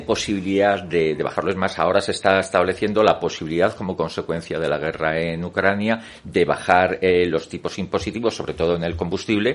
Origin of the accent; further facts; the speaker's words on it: Madrid, Community of Madrid, Spain; Soy madrileño